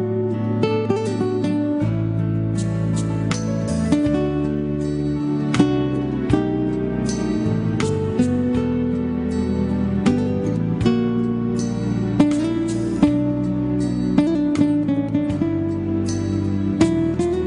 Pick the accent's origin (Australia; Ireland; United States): United States; Nashville, Tennessee; We're from Nashville, Tennessee